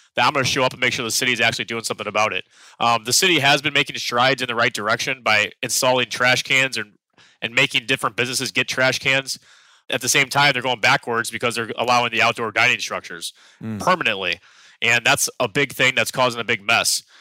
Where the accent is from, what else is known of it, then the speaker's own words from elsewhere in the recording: St. Louis, Missouri, United States; now in New York City, United States; I'm from St. Louis, Missouri. We have alleys in the back behind our homes